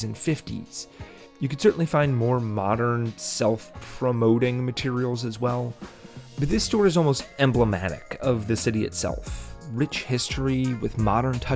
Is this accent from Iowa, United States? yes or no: no; Hinsdale, Illinois, United States; I grew up in Hinsdale and have watched it change and grow as a village over the past 25 years that my family has